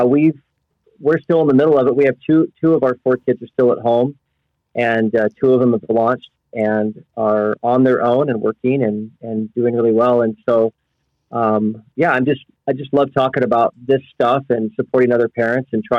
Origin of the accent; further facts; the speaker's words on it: Oklahoma, United States; moved away as an adult; now in St. George, United States; I'm originally from Oklahoma, but my wife and I have lived in St. George, Utah for the past 15 years